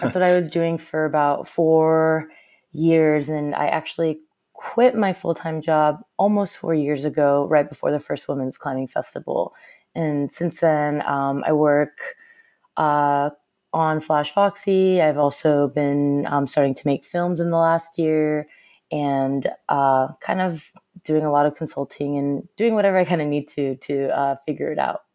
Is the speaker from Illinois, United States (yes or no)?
no; Southern California, United States; moved away as an adult; also born or lived in Seoul, South Korea / Los Angeles / San Francisco; now in New York, United States; I grew up in Southern California